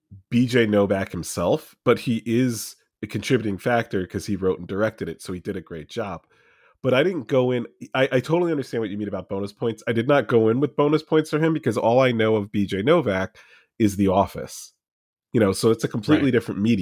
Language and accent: English; New Jersey, United States; because he was a New Yorker, I'm from New Jersey.